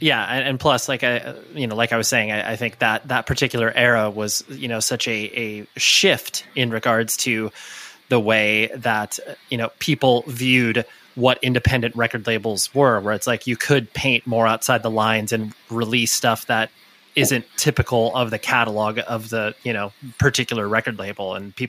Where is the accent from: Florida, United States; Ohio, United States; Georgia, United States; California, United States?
California, United States; Yeah. I mean, I live in Newport Beach, but I've moved around all, you know, in the Orange County area.